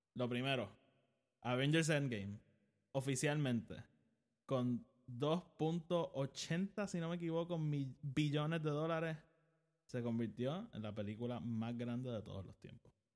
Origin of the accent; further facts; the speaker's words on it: Puerto Rico; yo vivo en Puerto Rico, soy puertorriqueño